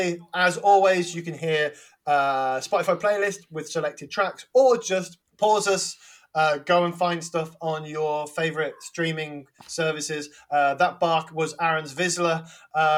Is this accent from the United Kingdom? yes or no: yes; Wolverhampton, West Midlands, United Kingdom; I'm from Wolverhampton